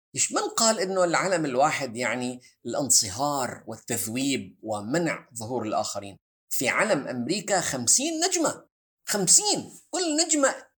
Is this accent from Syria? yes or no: yes; Syria; انا كسوري